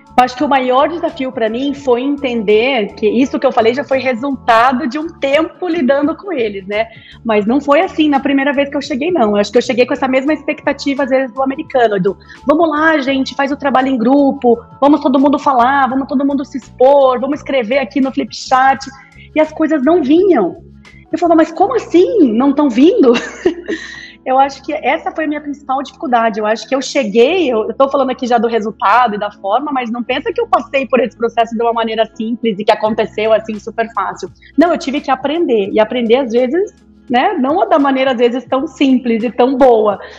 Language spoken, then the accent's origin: Portuguese; Brazil; moved away as an adult; also born or lived in United States / England; como brasileira